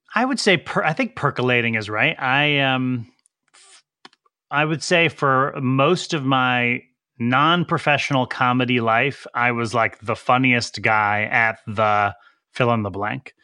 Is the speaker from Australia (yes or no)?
no; Woodbridge, Connecticut, United States; also born or lived in New Haven, Connecticut; I was born in New Haven, Connecticut, um, and lived in a suburb, uh, of New Haven called Woodbridge my entire pre-adult life.